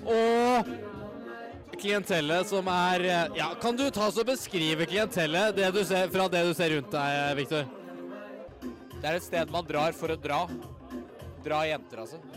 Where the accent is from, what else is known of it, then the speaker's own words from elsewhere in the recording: Northern Norway, Norway; Jeg er fra, fra Nord-Norge.